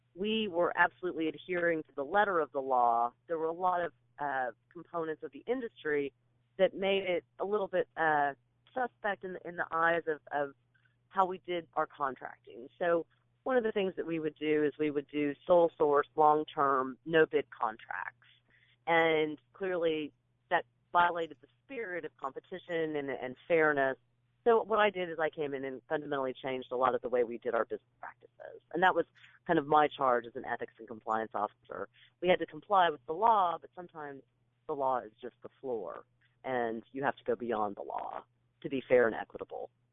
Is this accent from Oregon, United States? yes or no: no; Kansas, United States; moved away as an adult; also born or lived in California; now in Nashville, United States; I was born out in California. My dad was in the Marine Corps, and then we made our way back to Kansas, where my folks were from, and uh, I grew up in in Kansas